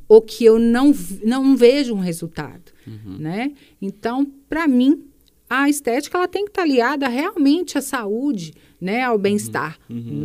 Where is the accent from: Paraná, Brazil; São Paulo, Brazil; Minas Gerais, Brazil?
Minas Gerais, Brazil; Sete Lagoas; eu nasci em Pará de Minas, uhum. né, uma cidade muito próxima aqui, uhum. mas mudei para cá, eu tinha 13 anos